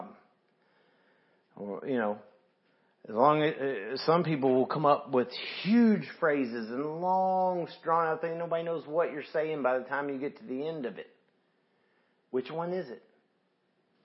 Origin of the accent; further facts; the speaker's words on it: the South, United States; I'm from the South